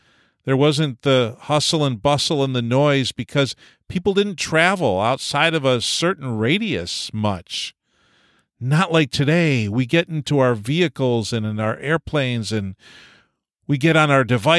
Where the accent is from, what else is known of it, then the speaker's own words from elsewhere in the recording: New York, United States; I was from Eastern New York State, and we had a pace very different than Western Canada.